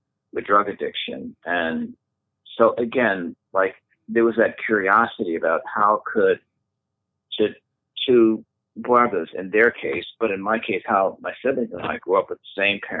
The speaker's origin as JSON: {"language": "English", "town": "Philadelphia", "region": "Pennsylvania", "country": "United States", "tie": "born or raised there", "said": "a young, curious boy growing up in Philadelphia"}